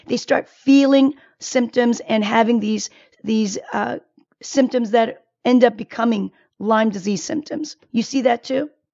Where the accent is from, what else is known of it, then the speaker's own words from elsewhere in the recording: South Korea; moved away; I was born in Korea